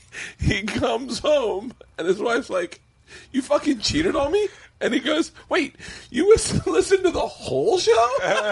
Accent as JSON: {"language": "English", "town": "Tampa", "region": "Florida", "country": "United States", "tie": "born or raised there", "said": "I grew up in Tampa"}